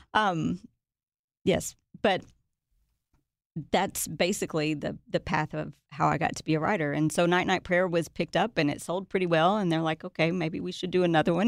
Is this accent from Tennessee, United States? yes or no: yes; Watertown, Tennessee, United States; also born or lived in Nashville, Tennessee; I was raised in a tiny town called Watertown